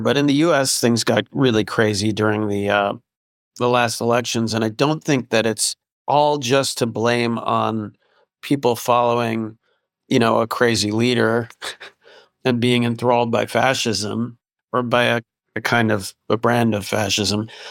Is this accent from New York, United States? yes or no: yes; upstate New York, United States; my hometown in upstate New York, which is not it's not New York City, but it's you know upstate New York